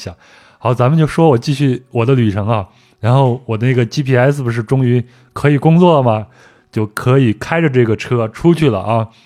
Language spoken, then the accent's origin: Chinese; France; Chinese is a second language; 你像我们法国人来这儿都是去户外运动，攀个岩呀、溯个溪啊、徒个步啊啥的。